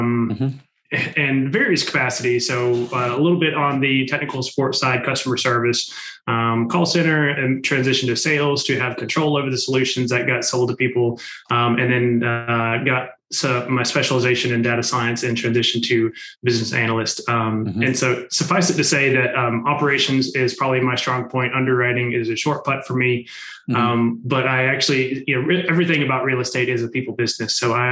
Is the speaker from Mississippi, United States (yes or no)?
no; Macon, Georgia, United States; moved away as an adult; now in Nashville, United States; I grew up in Macon